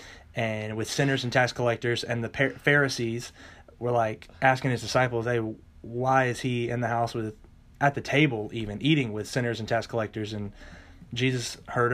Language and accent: English; Bartow, Florida, United States; moved away as an adult; now in Georgia, United States; I'm from Florida, from Bartow, Florida originally. It's a little small town near Tampa. Been there my whole life